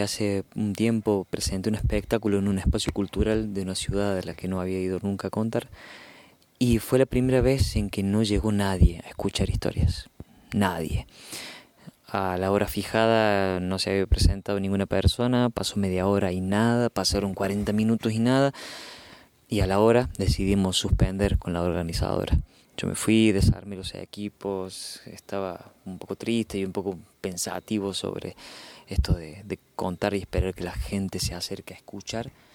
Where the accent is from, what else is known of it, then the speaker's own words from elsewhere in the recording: Córdoba, Argentina; soy narrador de Córdoba, Argentina